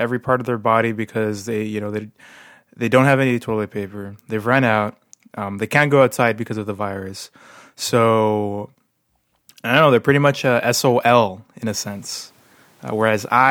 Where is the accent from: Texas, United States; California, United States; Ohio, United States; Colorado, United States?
Texas, United States; moved away; my home state of Texas